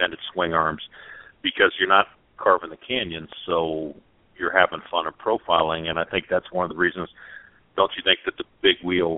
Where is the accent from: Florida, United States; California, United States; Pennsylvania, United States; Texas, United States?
California, United States; moved away; also born or lived in Midwest; growing up in California